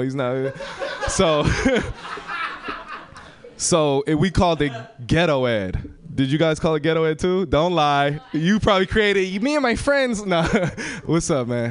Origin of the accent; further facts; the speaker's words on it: San Francisco, California, United States; I'm born and raised in San Francisco